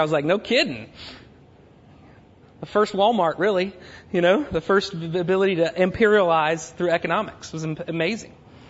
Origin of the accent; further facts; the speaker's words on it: Germany; born there; I grew up in all that kind of world, crossing cultures. I was born in Germany, all this other stuff.